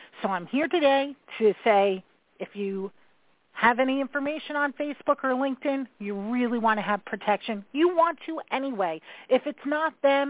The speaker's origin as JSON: {"language": "English", "region": "New York", "country": "United States", "said": "I am that New Yorker"}